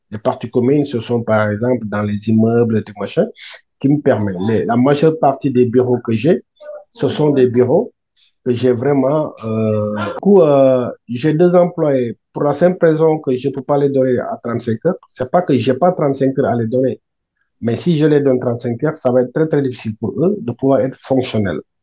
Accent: Senegal; also born or lived in Italy; now in France; je suis sénégalais. Euh, je suis arrivé en France en 2013, mais avant, j'étais en Italie

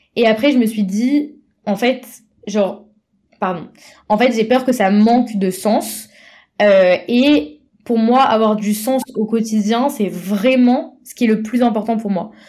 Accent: Paris, Île-de-France, France; je viens de Paris

